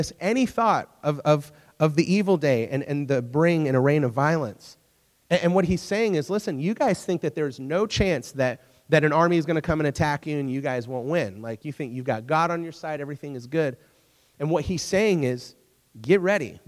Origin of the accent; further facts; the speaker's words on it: United States; also born or lived in England; as an American